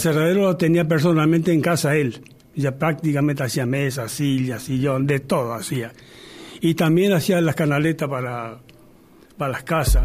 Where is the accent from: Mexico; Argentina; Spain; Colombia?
Argentina; allá donde yo nací, en la estancia de la selva. Entre los indios, ahí nací yo